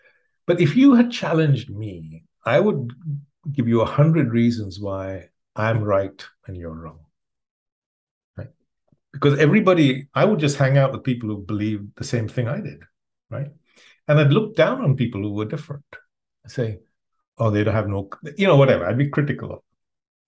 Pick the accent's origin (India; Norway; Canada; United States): India; moved away; So when I first got, when I came from India, I came with 2 bits of conditioning.